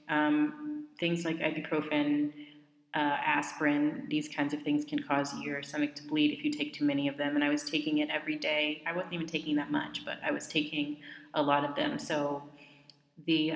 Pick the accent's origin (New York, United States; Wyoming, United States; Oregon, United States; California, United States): California, United States; Southern; moved away as an adult; also born or lived in Riverside or Fontana area, California; now in Morocco; my hometown in SoCal